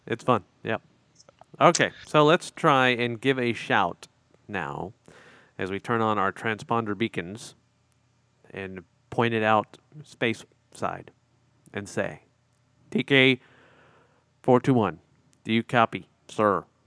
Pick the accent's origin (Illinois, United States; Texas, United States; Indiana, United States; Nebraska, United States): Illinois, United States; Chicago; moved away; I grew up in Chicago.